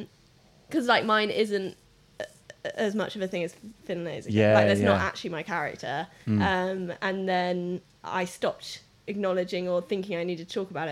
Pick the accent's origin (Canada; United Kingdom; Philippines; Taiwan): United Kingdom; England; accent: middle class; I'm English.